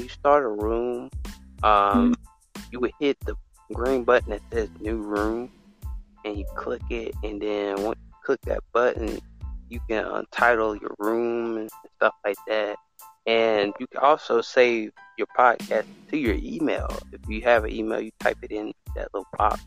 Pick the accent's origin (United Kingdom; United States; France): United States; Alabama; I'm from America, but I'm from Alabama